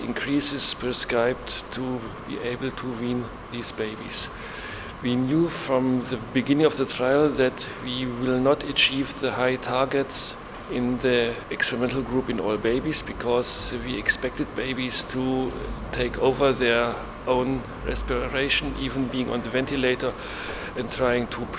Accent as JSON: {"language": "English", "country": "Germany", "said": "I'm from Germany. I work in Leipzig at the University Hospital"}